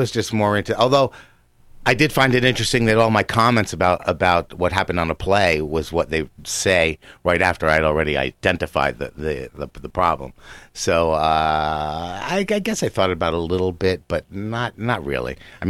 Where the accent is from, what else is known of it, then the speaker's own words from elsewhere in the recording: New Jersey, United States; I mean, I grew up in New Jersey when it wasn't actually a hotbed for hockey.